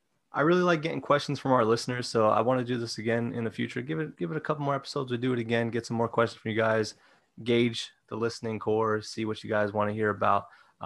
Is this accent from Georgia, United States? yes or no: no; New York, United States; my hometown team, the one that I'm saying is winning it all, it's the New York Rangers